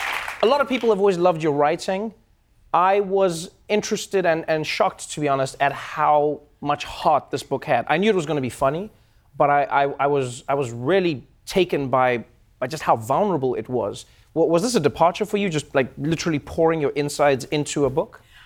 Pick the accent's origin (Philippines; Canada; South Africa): South Africa